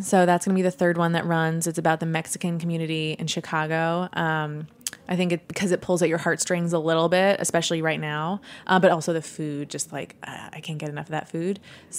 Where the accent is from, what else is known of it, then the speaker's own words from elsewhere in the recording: Sweden; I come from Sweden, so I was very privileged. But so I know the immigrant experience